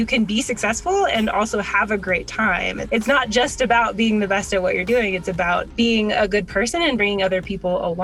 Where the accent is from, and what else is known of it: Washington, United States; born or raised there; also born or lived in Hawaii